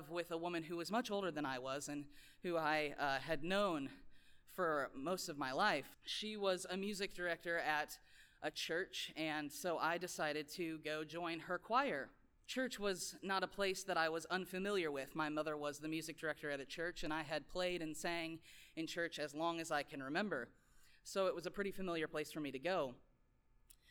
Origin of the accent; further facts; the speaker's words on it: Lincoln, Nebraska, United States; I grew up in Lincoln, Nebraska